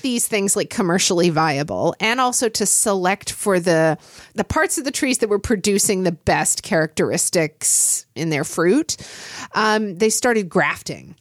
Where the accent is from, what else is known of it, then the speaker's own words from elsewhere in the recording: Oklahoma, United States; moved away; I grew up in Oklahoma